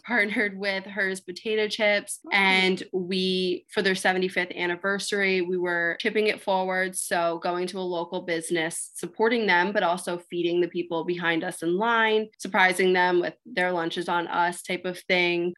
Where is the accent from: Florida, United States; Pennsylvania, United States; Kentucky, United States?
Pennsylvania, United States; Lower Gwynedd; where I'm from, I'm from the Philadelphia suburbs, Lower Gwynedd